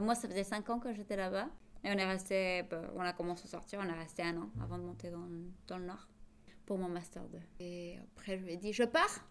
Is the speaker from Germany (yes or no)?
no; Bolivia; moved away as an adult; also born or lived in Marseille, France; now in Lille, France; je suis bolivienne